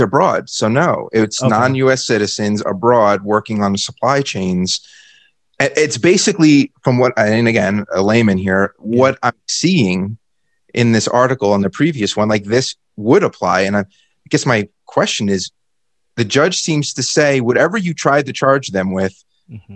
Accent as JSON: {"language": "English", "country": "United States", "said": "As an American"}